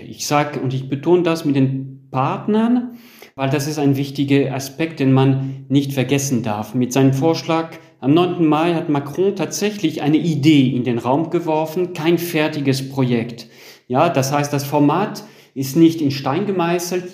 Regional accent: France; bei uns in Frankreich

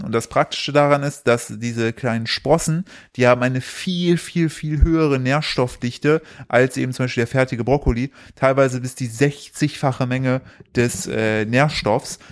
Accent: East Germany, Germany; ich komme aus dem Osten

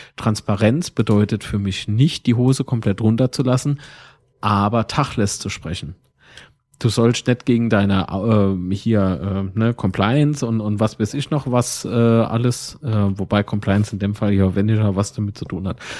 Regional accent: Kaiserslautern, Rhineland-Palatinate, Germany; Von wo kommst du dann? Und dann sag ich, Herr Kaiserslautern

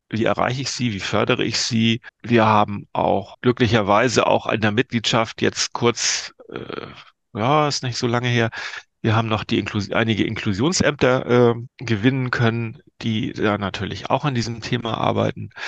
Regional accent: Lübeck, Schleswig-Holstein, Germany; moved away; in meine alte Heimat äh, an die Ostsee

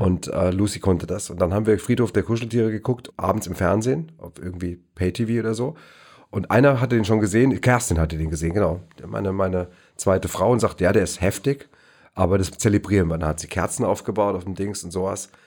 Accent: Neu-Isenburg, Hesse, Germany; im Astoria-Kino in Neu-Isenburg, wo ich groß geworden bin

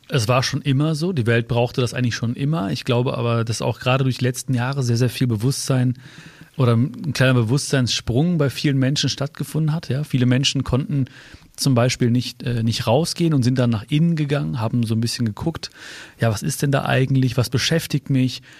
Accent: Hagen, North Rhine-Westphalia, Germany; Weißt du, wo ich geboren bin? Ja. In Hagen-Haspe.

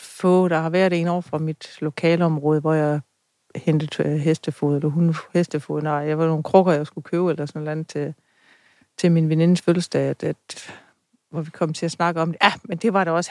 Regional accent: Funen, Southern Denmark, Denmark; jeg var fra Fynsland af

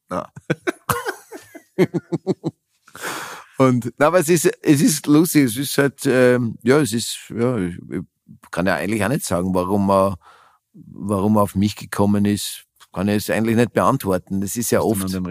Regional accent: Vienna, Austria; moved away as an adult; also born or lived in Germany; Wien das ist halt meine Heimat

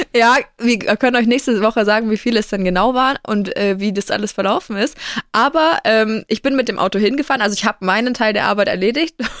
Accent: Franconia, Bavaria, Germany; bei uns in Franken

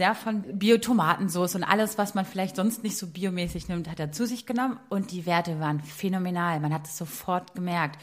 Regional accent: Berlin, Germany; als Berliner Stadtmädchen

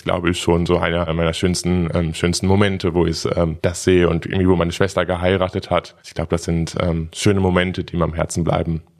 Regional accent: Dortmund, North Rhine-Westphalia, Germany; now in Berlin, Germany; Im wunderschönen Dortmund.

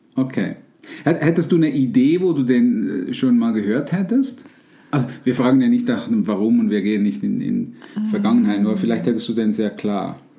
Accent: Switzerland; bei uns in der Schweiz

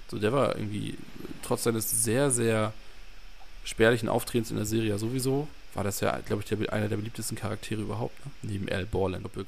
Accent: Northern Germany, Germany; ich bin ja auch Norddeutscher

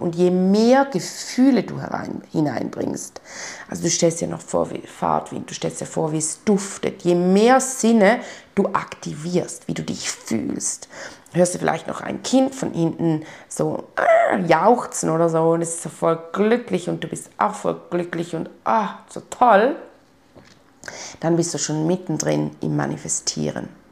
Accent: Switzerland; bei uns in der Schweiz

